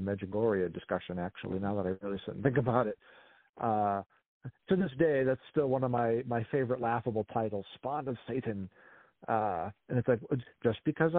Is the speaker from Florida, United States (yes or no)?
no; near Peabody, Massachusetts, United States; moved away; I was born and raised not too far from Peabody, Massachusetts